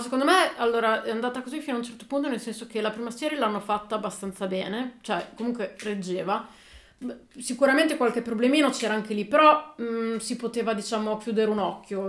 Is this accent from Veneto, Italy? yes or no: no; Emilia-Romagna, Italy; siamo romagnoli